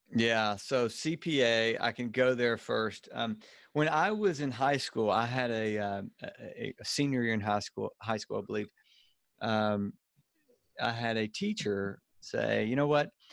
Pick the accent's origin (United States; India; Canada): United States; Louisiana; accent: Cajun redneck; now in Birmingham, United States; I'm in Birmingham and from, so I've, uh, from Louisiana, so I've got like a, a, uh, a, a, a, a Cajun redneck accent